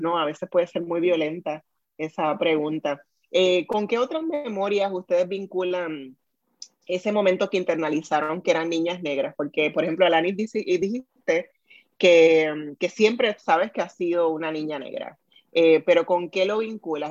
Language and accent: Spanish; Puerto Rico; first language Spanish; also born or lived in Fajardo; ese es mi primer idioma, porque soy de Puerto Rico